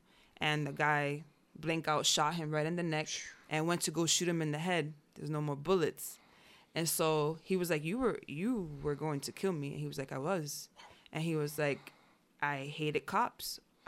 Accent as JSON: {"language": "English", "town": "Yonkers", "region": "New York", "country": "United States", "tie": "born there", "said": "I was born in Yonkers."}